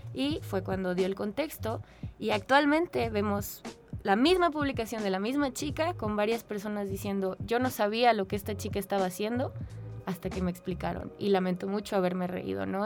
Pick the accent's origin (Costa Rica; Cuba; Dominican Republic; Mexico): Mexico; also born or lived in San Luis Potosí; Yo actualmente pues soy una mujer mexicana, blanca